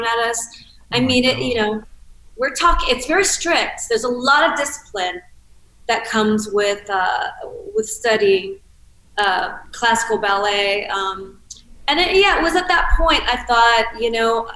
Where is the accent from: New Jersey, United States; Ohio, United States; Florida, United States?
Ohio, United States; Cincinnati; I grew up in Cincinnati, Ohio